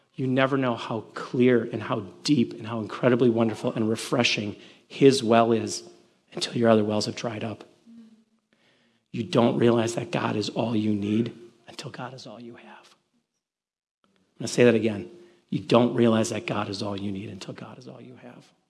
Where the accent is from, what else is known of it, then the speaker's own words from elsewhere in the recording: Milwaukee, Wisconsin, United States; moved away; I'm originally from the Midwest, in case you didn't know, I'm originally from Milwaukee